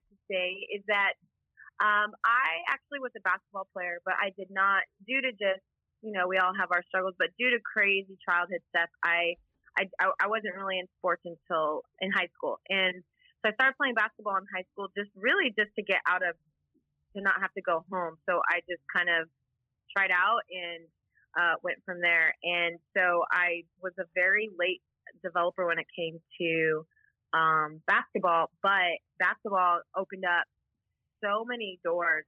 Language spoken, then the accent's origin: English; Beaumont, California, United States; moved away as an adult; also born or lived in Whittier, California / Orange County, California; now in Houston, United States; born and raised in Southern California, and I actually grew up, my childhood was kind of split, but I'll just make it easy, but a small town called Beaumont, California